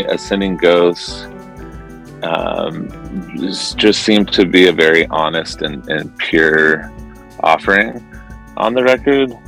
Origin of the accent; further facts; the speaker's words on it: Irvine, California, United States; moved away as an adult; also born or lived in Newport Beach / San Francisco; I grew up in uh, Southern California in Irvine and then Newport Beach.